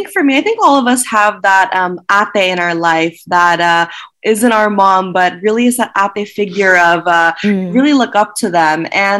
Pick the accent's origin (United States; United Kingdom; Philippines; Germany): Philippines; even as a Filipino woman